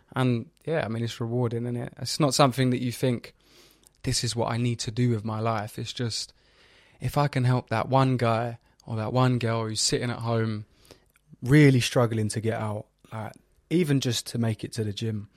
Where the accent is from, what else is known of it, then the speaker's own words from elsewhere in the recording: London, United Kingdom; I'm from North East London